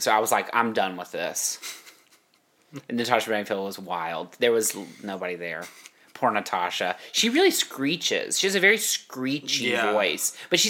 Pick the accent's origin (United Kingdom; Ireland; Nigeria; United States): United States; Hillsboro; now in Los Angeles, United States; where I grew up in Hillsboro, on our street, it's not like a neighborhood. It's like one-off houses on a little street